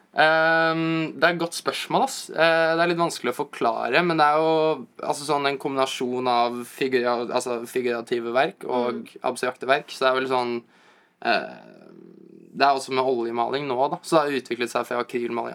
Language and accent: Norwegian; Asker, Akershus, Norway; moved away as an adult; now in New York, United States; Jeg er jo egentlig fra Asker